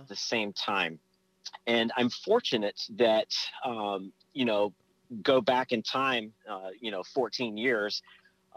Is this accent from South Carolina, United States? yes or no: yes; South Carolina, United States; also born or lived in Virginia; now in Florida, United States; I was born in Virginia, raised in South Carolina